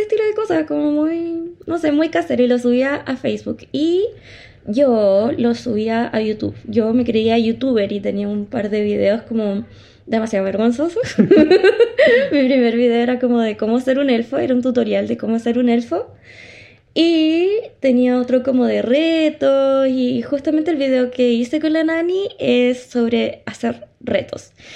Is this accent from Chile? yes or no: yes; Chile; nosotros somos residentes de Chile